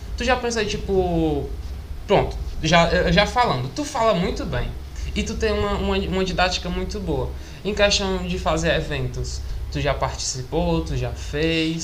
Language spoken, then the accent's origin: Portuguese; Maracanaú, Ceará, Brazil; eu sou de Maracanã